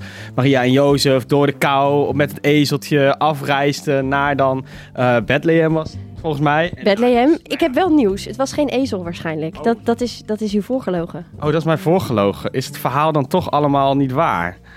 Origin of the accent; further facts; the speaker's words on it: Veenendaal, Utrecht, Netherlands; Nou ja, ik ben eh, opgegroeid in Veenendaal. Daar ga ik ook kerst vieren. En dat is natuurlijk eh, een gebied waar veel mensen gelovig zijn.